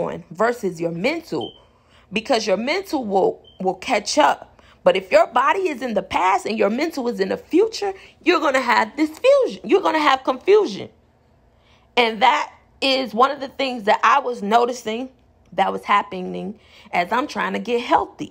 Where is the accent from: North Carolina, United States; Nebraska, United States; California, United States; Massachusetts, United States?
California, United States; Inglewood; I'm from Inglewood